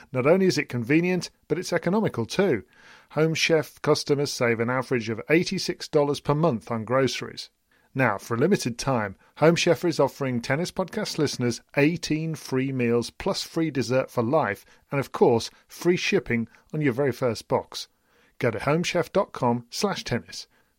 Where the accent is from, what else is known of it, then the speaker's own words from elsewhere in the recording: Corsica, France; And it's probably a good job she did, because I'm from Corsica and we have warm blood there.